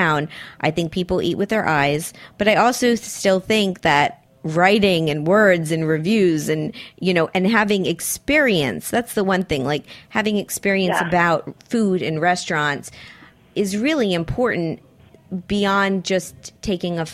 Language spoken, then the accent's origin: English; Miami, Florida, United States; now in New York, United States; Growing up in Miami